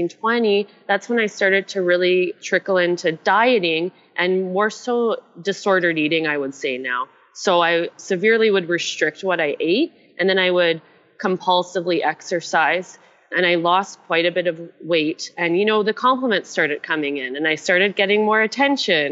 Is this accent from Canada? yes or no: yes; Canada; accent: Canadian; moved away as an adult; also born or lived in Asia / Melbourne, Australia; I'm originally Canadian